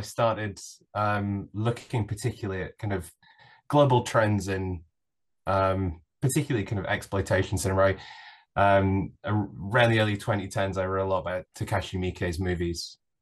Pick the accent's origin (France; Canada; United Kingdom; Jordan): United Kingdom